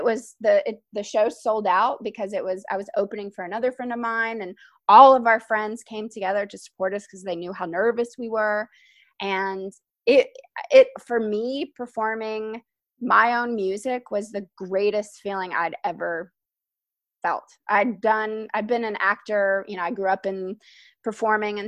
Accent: Nashville, Tennessee, United States; moved away as an adult; now in Brooklyn, United States; I am from Nashville, Tennessee, and I've lived now in Brooklyn for 15 years

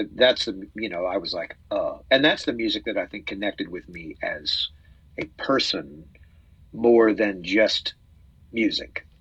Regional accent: Salt Lake City, Utah, United States; now in Tulsa, United States; I grew up in Salt Lake City.

